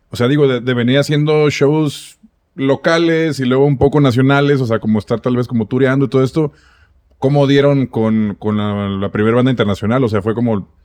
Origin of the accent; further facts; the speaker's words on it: Tijuana, Baja California, Mexico; yo, sé que soy de Tijuana, entonces lo ubico bastante bien.